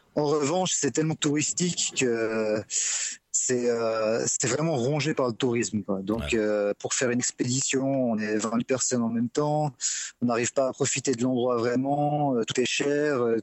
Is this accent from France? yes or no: no; Switzerland; je suis suisse